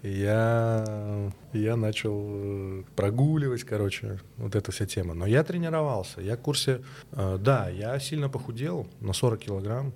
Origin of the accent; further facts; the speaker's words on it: Minsk, Belarus; Я и сам из Беларуси, из Минска.